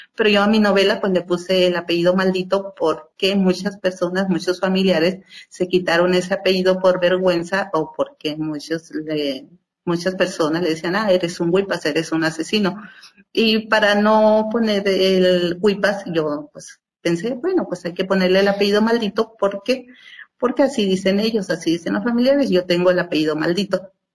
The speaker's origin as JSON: {"language": "Spanish", "town": "Huatabampo", "region": "Sonora", "country": "Mexico", "said": "en mi pueblo, en Bacapaco, Guatabampo, Sonora"}